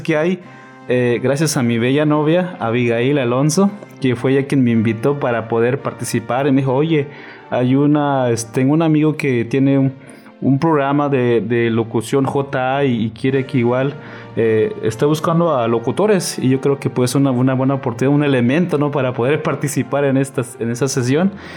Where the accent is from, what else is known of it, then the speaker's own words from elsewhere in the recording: Chiapas, Mexico; also born or lived in Navojoa, Sonora; now in Ciudad Obregón, Mexico; soy de Chiapas y actualmente estoy en Sonora